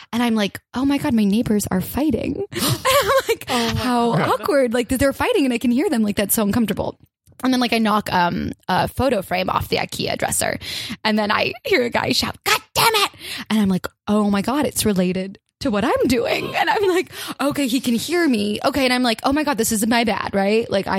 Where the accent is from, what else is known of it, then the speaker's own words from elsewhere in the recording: Oregon, United States; I'm from Oregon.